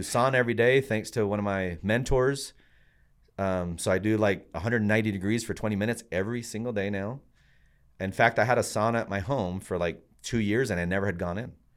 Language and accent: English; Puerto Rico; now in United States; I'm from Puerto Rico